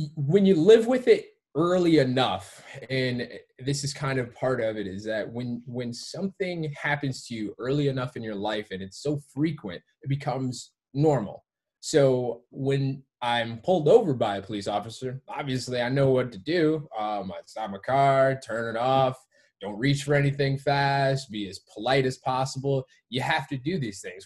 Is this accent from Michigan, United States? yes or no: yes; Detroit, Michigan, United States; also born or lived in Georgia; I grew up in Detroit and uh, um, around Detroit's area.